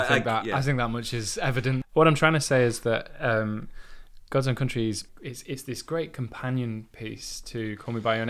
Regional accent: Yorkshire and the Humber, United Kingdom; I've heard this conversation 1,000 times, like, you know, just growing up in Yorkshire, this like just this absolute and utter like point blank ignorance.

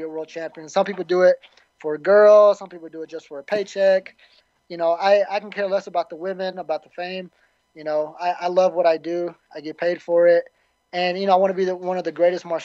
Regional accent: the South, United States; I'm from the South

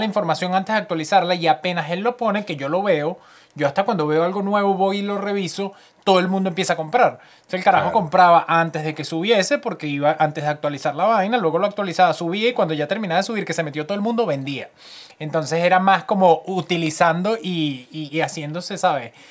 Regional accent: Venezuela; now in Canada; yo soy venezolano

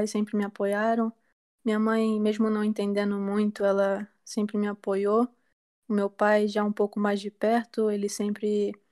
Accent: Brazil; also born or lived in United States; eu nasci nos Estados Unidos, é, tenho pais brasileiros, mas é, o meu pai voltou para os Estados Unidos depois de um tempo, e aí teve eu e o meu outro irmão. Mas a gente, com cinco anos de idade, eu tinha cinco anos de idade, mais ou menos, e aí eu vim para o Brasil

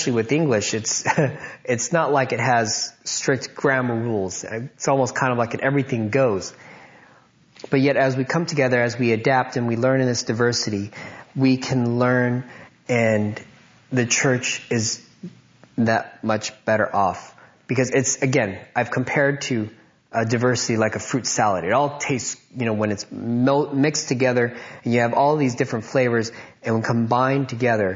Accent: United States; growing up in America, I felt like I was an American

